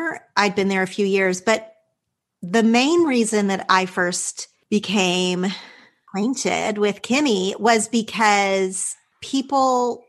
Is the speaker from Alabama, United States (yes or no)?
no; Texas, United States; my hometown was about 2 hours from Dallas.